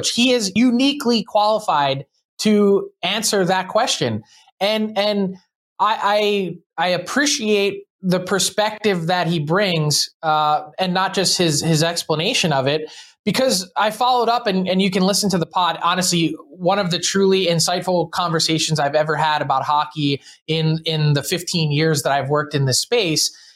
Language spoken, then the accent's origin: English; Philadelphia, Pennsylvania, United States